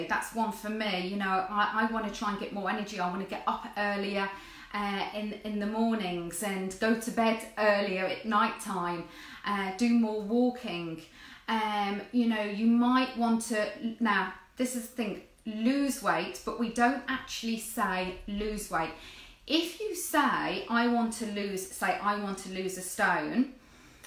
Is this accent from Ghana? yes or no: no; Jersey; I'm from Jersey